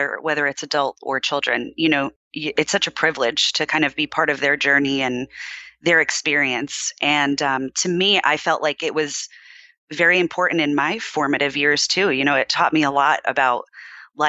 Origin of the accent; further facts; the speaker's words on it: East Coast, United States; moved away as an adult; now in California, United States; I am originally from the East Coast